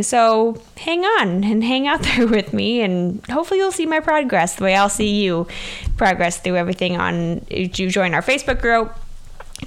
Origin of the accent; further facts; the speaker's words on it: Southwest Wisconsin, United States; I am from Southwest Wisconsin